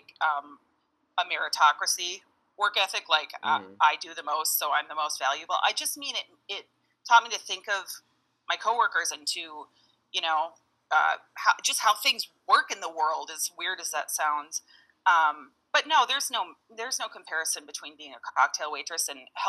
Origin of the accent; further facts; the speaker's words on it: Minneapolis, Minnesota, United States; I am from South Minneapolis, about a mile outside of dead center downtown.